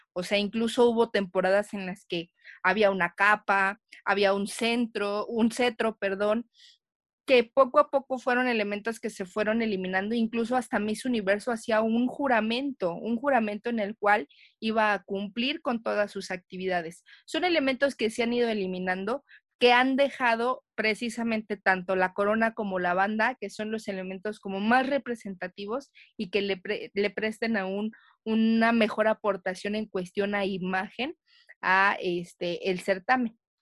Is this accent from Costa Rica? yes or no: no; Mexico; nosotros como mexicanos